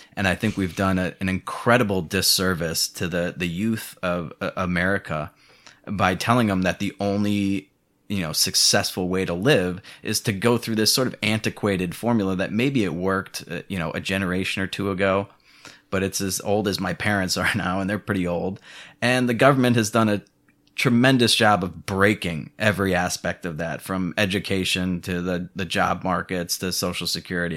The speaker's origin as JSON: {"language": "English", "town": "Chicago", "region": "Illinois", "country": "United States", "moved": "as an adult", "lives_now": "Mexico", "said": "I'm from Chicago"}